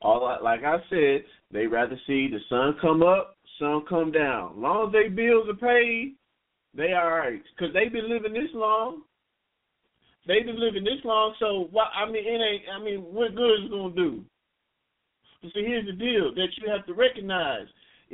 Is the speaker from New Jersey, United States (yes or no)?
no; Texas, United States; All I know is I'm from East Texas.